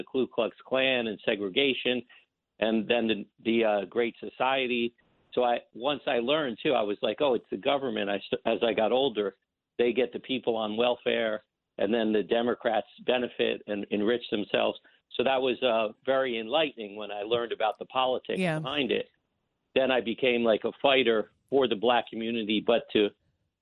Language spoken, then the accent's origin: English; South Orange, New Jersey, United States; now in Stanhope, United States; I'm originally from South Orange, New Jersey, bordering Newark, New Jersey